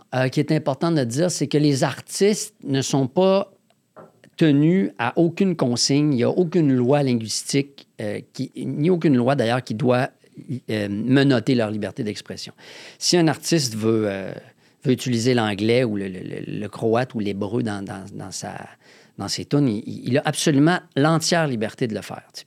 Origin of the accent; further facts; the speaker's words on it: Quebec City, Quebec, Canada; moved away as an adult; now in Montreal, Canada; je viens de Québec, en Haute-Ville